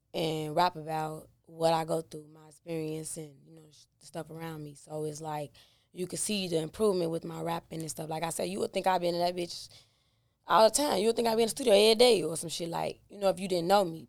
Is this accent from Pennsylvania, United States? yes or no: no; Chicago, Illinois, United States; Inglewood, born and raised. I mean, I'm from the go